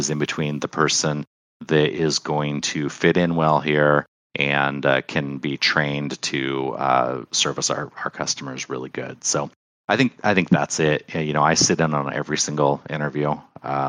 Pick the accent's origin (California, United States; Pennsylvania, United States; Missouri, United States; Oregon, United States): Oregon, United States; I'm from Oregon. Well, I'm from Oregon.